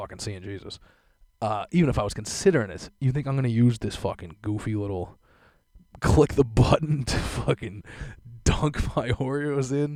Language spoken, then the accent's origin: English; Boston, Massachusetts, United States; born and raised in South Boston